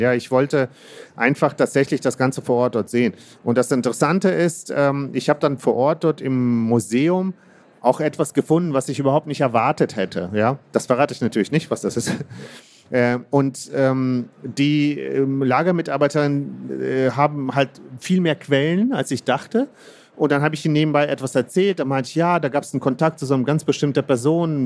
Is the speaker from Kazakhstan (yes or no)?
yes; Kazakhstan; moved away; ich bin in Kasachstan ähm, geboren